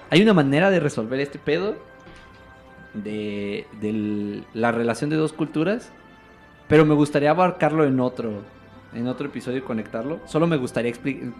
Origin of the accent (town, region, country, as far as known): Mexico